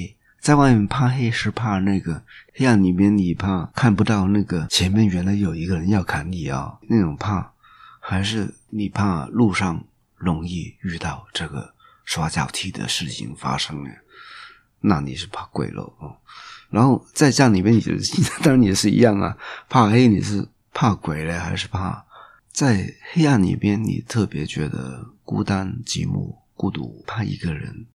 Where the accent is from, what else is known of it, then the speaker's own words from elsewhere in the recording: Guangdong, China; 那我会再问，我们广东人叫蟑螂叫曱甴，